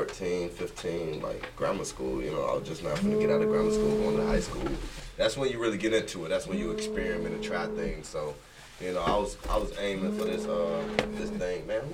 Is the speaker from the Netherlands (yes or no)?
no; Belize; I'm from Belize